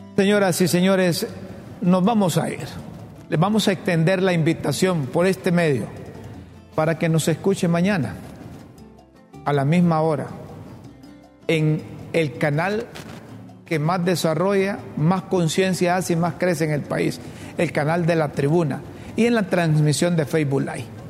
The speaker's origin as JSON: {"language": "Spanish", "country": "Honduras", "said": "los hondureños"}